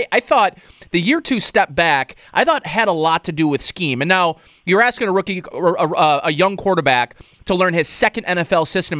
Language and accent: English; New York, United States; as a New Yorker, as a Northeast, you know, citizen